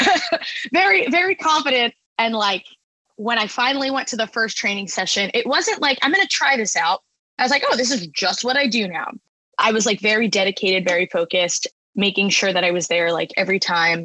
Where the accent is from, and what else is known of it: Long Island, New York, United States; born or raised there; moved away as an adult; also born or lived in Boston